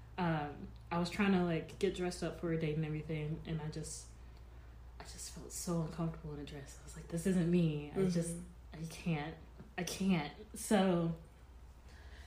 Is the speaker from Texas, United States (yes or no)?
yes; Marshall, Texas, United States; moved away as an adult; now in Dallas, United States; Originally, I'm from Marshall, Texas, mm-hmm. East Texas